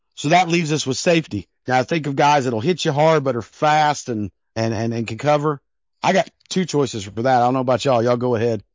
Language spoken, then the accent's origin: English; Denver, Colorado, United States; born or raised there